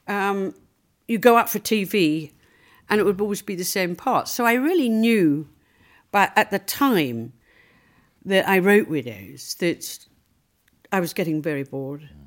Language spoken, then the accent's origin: English; Liverpool, North West England, United Kingdom; Well, the reality was, you know, I came from Liverpool. I was short with red hair.